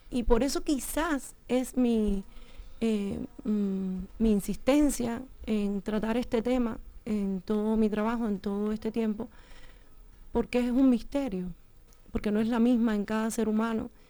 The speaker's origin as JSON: {"language": "Spanish", "country": "Cuba", "also_born_or_lived": "Matanzas / Havana", "moved": "as an adult", "said": "yo no soy de Matanzas, la provincia, yo soy del campo. Eh, o sea que, que, no es que yo vengo de, de, lo, de la ciudad, ¿no? Sino más bien de lo rural."}